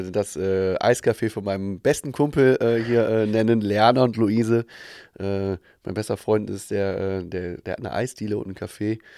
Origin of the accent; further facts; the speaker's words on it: Aachen, North Rhine-Westphalia, Germany; ja, da geht man schon gezielt hin als Aachener.